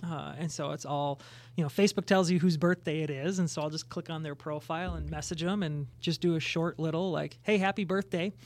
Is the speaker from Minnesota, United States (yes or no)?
yes; Plymouth, Minnesota, United States; I grew up in the Twin Cities. Uh, Twin Cities is on the west side, Plymouth Boy